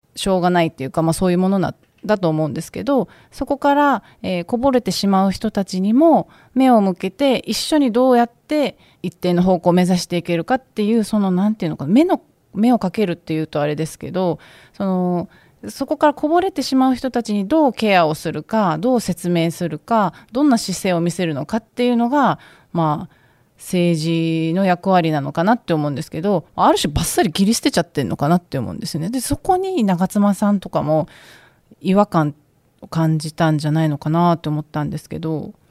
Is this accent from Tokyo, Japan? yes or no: no; Okinawa, Japan; 出身が沖縄なんでいつも自分の地元の沖縄